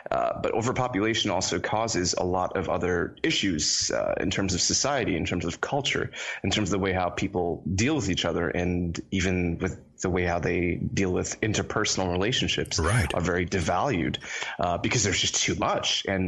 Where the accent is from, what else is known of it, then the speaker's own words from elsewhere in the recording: Florida, United States; accent: American; also born or lived in Trinidad; I was born in a country called Trinidad. Okay. This is in the Caribbean, and I was raised in Florida, which is why, you know, I sound American.